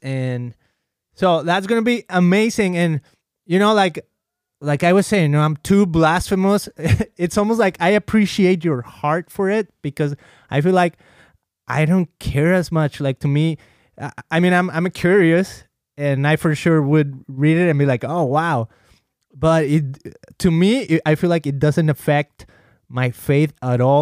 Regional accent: Mexico; moved away; I've been baptized as a kid in the Catholic Church, uh, growing up in Mexico

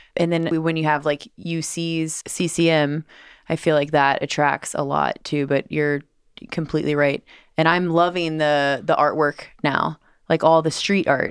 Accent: Cincinnati, Ohio, United States; moved away as an adult; also born or lived in Los Angeles; I'm from Cincinnati

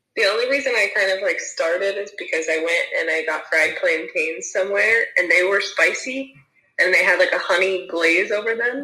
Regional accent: Ohio, United States; moved away as an adult; now in Scotland, United Kingdom; I was originally from Ohio, and now I live in Scotland

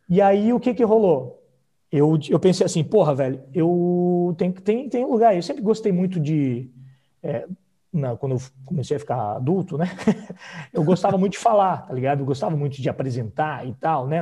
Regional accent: Blumenau, Santa Catarina, Brazil; Eu sou de Santa Catarina

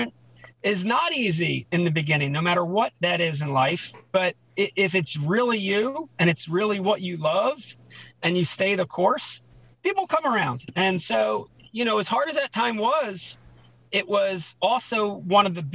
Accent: Pittsgrove, New Jersey, United States; also born or lived in Philadelphia, Pennsylvania; growing up in Philadelphia and then later New Jersey

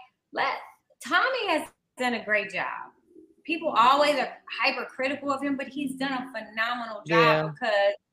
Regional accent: Slidell, Louisiana, United States; moved away; also born or lived in Mississippi; I grew up in Slidell, the outskirts of New Orleans

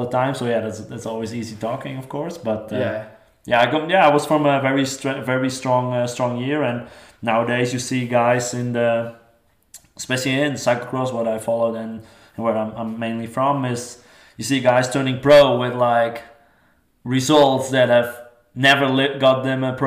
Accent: Netherlands; I'm then from the Netherlands

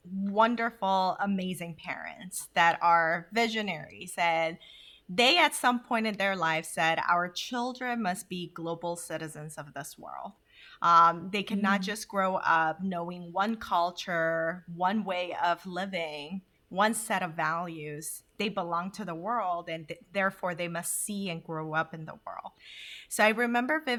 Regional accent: South Korea; also born or lived in Honduras; now in United States; I would identify myself as a multicultural human being, um, given that I was born in Korea, moved to Honduras, then came to the US.

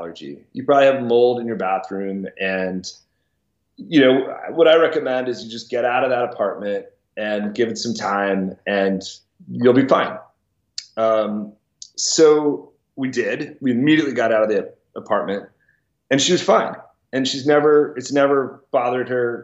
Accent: Washington, District of Columbia, United States; I grew up in Washington, D.C.

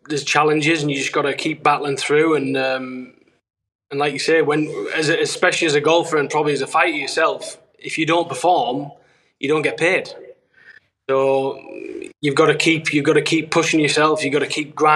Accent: Darlington, North East England, United Kingdom; I'm from Darlington, which is obviously northeast England

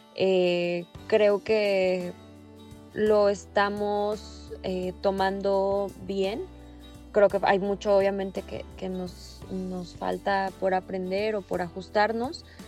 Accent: Mexico; como mexicanos

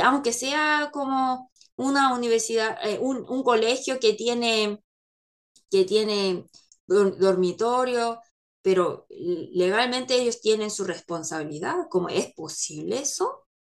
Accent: South Korea; Spanish is a second language; yo como coreana

